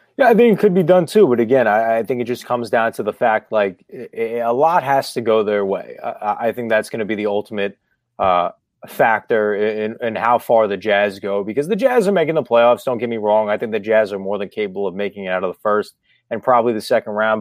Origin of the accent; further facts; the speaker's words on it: New York, United States; I'm from New York